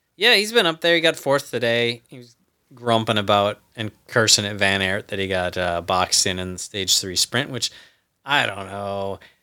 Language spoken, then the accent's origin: English; United States; as an American